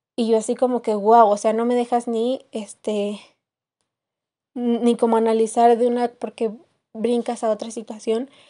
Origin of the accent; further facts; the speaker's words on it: Querétaro, Mexico; now in Mexico City, Mexico; no soy de la Ciudad de México, soy originaria del estado de Querétaro